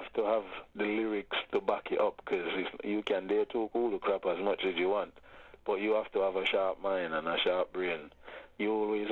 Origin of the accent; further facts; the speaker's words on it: Saint Thomas Parish, Jamaica; also born or lived in Kingston, Jamaica / England / Germany; now in United Kingdom; I was born in Kingston, lived in Kingston for the first 5 years. Then I was shipped off to St. Thomas, place called Spring Garden, where I went to live with my dad